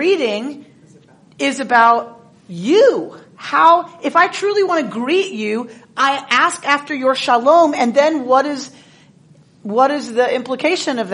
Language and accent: English; the South, United States; I'm from the South